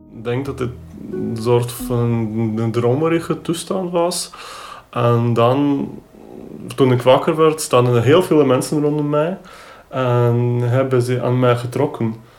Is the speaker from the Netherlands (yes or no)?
no; Ukraine; moved away; Ik ben opgegroeid in de Oekraïne op het platteland